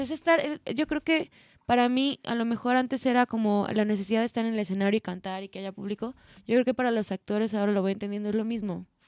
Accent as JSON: {"language": "Spanish", "town": "Guadalajara", "region": "Jalisco", "country": "Mexico", "tie": "born or raised there", "moved": "as an adult", "lives_now": "Mexico City, Mexico", "said": "los que somos de acá, de Guadalajara"}